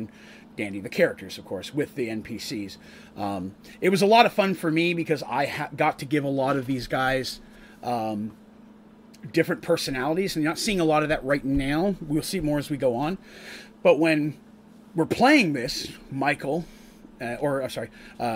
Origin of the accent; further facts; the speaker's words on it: Canada; now in United States; where I grew up in Canada, there are a lot of Scots